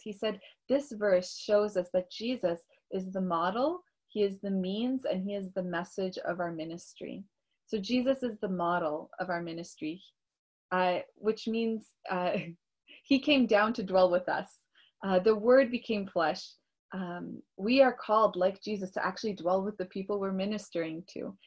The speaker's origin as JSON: {"language": "English", "town": "Toronto", "region": "Ontario", "country": "Canada", "tie": "born or raised there", "also_born_or_lived": "Russia"}